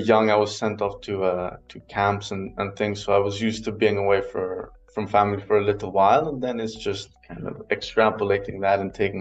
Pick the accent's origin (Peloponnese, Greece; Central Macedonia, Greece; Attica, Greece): Attica, Greece; Athens; moved away as an adult; also born or lived in Aberdeen, Scotland; now in Berlin, Germany; I was born and raised in Athens.